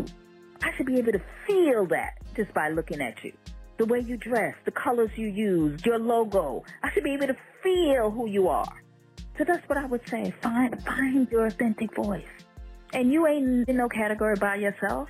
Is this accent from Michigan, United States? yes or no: no; New York City, New York, United States; also born or lived in Jamaica; growing up in Brooklyn